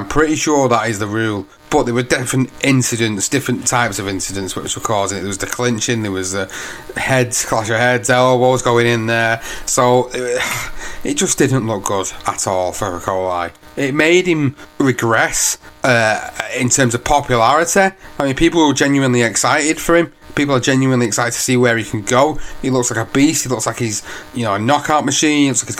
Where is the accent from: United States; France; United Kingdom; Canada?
United Kingdom; as British fans